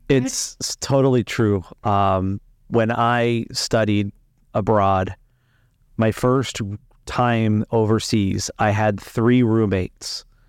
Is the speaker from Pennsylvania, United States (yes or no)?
no; Las Vegas, Nevada, United States; moved away; also born or lived in Spain; I'm from Las Vegas originally